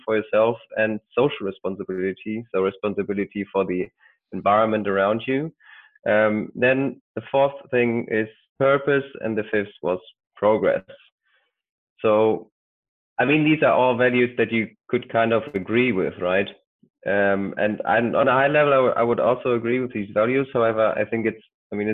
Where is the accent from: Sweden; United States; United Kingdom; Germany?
Germany; I'm from Germany